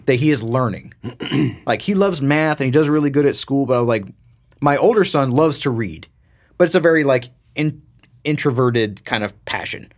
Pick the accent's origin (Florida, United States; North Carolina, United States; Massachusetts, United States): Florida, United States; growing up in Florida